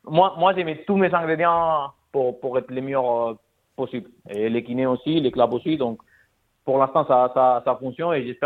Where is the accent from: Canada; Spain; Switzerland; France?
Spain; French is a second language; Bah non, mais quand on est espagnol, c'est bah